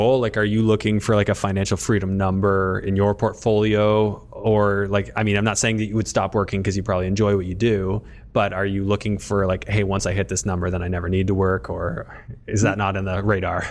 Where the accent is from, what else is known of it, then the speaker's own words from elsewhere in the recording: Canada; as a Canadian